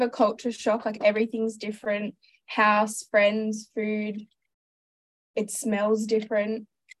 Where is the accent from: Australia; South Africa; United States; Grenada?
Australia; Terrigal, New South Wales; moved away as an adult; now in Hong Kong; I am from Terrigal on the Central Coast.